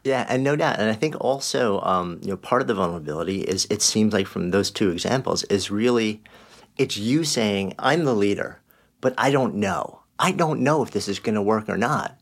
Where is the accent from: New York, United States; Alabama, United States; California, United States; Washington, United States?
New York, United States; outside New York City, United States; I grew up outside of New York City in a small town